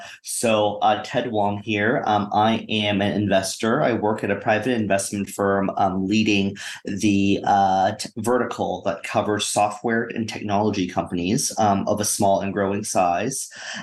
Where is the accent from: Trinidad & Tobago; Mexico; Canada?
Canada; moved away as an adult; now in United States; I identify as, you know, Asian, more specifically, you know, of Chinese heritage. I am Canadian and American. Grew up in Canada, then moved to the US and have been here, you know, for the better part of, you know, 20 years.